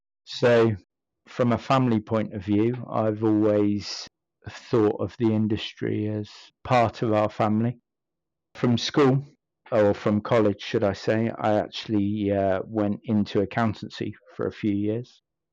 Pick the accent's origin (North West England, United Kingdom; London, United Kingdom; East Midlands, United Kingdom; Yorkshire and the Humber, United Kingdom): North West England, United Kingdom; Stockport; born there; I was born in Stockport, and whilst that may not seem relevant, my family are all from Devon, and I'm the odd one out.